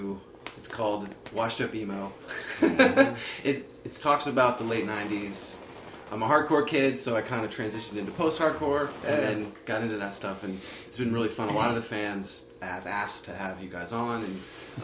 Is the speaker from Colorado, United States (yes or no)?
no; Vermont, United States; moved away; No, I'm from Vermont originally.